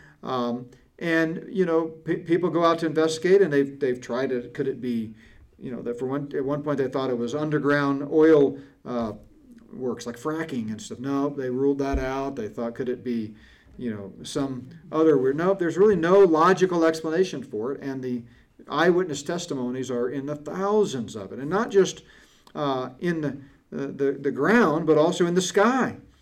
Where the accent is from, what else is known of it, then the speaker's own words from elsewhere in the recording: Connecticut, United States; I grew up in Connecticut in grade school and junior high school, we used to camp in Boy Scouts in the Catskills